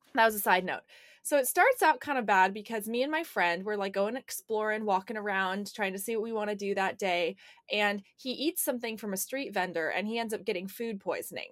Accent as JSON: {"language": "English", "town": "Portland", "country": "United States", "tie": "born or raised there", "moved": "yes", "lives_now": "California, United States", "said": "I living in California and even growing up in Portland"}